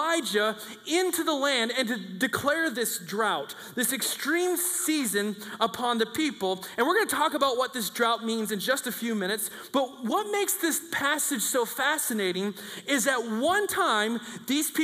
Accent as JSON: {"language": "English", "country": "United States", "said": "As an American"}